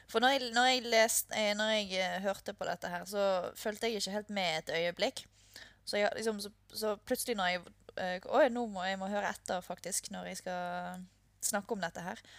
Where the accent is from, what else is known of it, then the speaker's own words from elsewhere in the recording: Norway; Vi er jo nordmenn